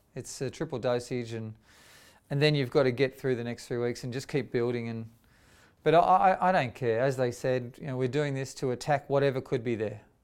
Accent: Sydney, New South Wales, Australia; I grew up in Dundas Valley

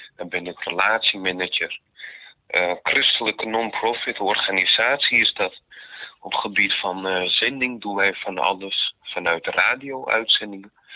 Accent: Netherlands; also born or lived in Romania; Ik ben namelijk geadopteerd, ik kom uit Roemenië. Eh, vanuit het jaar 88, geadopteerd toen ik dus twee jaar jong was. kwam ik in Nederland

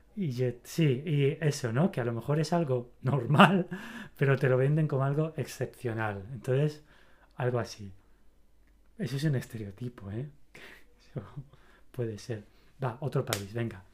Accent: Spain; soy español, ¿no? Soy del país de la pasión

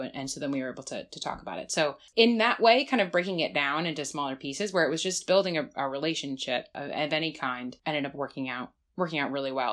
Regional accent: New Jersey, United States; also born or lived in Bismarck; now in Washington, D.C., United States; I grew up in New Jersey

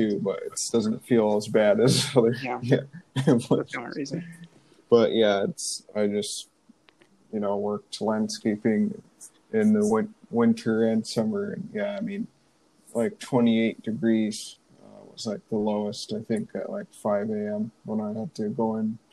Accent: upstate New York, United States; moved away as an adult; also born or lived in Arizona; I'm from New York's upstate, but I've almost been here longer or the same time as I've been in New York

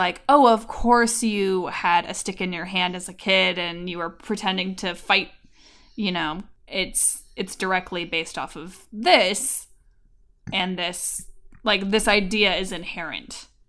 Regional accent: California, United States; Because I grew up in California.

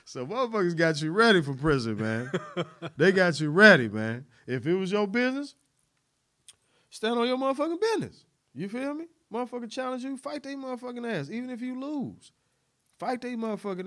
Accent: Chicago, Illinois, United States; also born or lived in Little Rock, Arkansas; we moved to Chicago in like 87

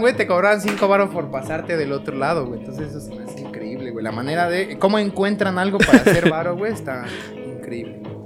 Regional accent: Mexico

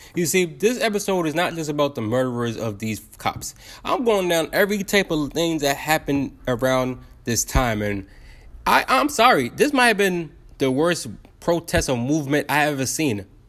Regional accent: United States; I'm American

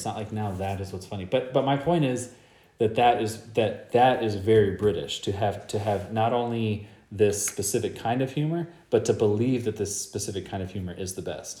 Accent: United States; I'm not a proud American by any stretch.

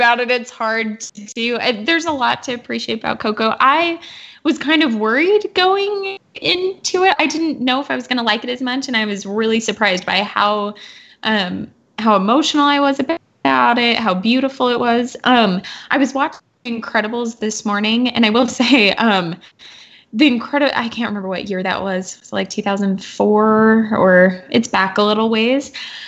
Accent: Las Vegas, Nevada, United States; moved away; I'm from Las Vegas

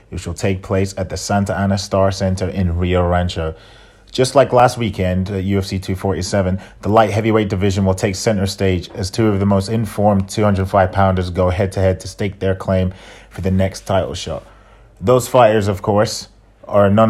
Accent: England, United Kingdom; I'm an Englishman, as I'm a European

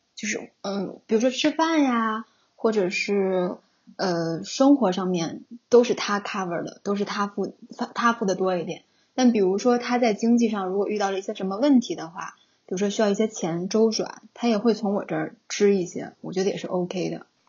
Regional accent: Northeast China, China; 因为可能我是东北人

